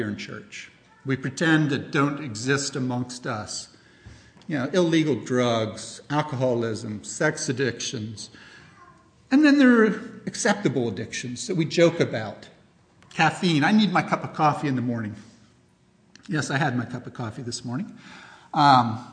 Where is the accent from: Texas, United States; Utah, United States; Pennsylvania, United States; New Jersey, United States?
Pennsylvania, United States; Ephrata; I was born in Ephrata Hospital.